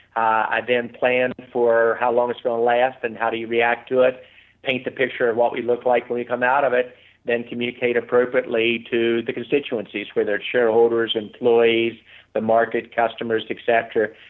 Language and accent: English; West Virginia, United States; Growing up in West Virginia